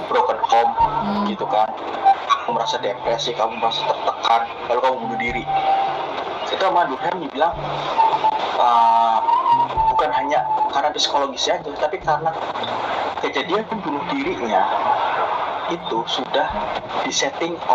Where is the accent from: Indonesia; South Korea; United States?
South Korea; Indonesian is a second language; saya orang Korea saya akui orang Korea adalah individualis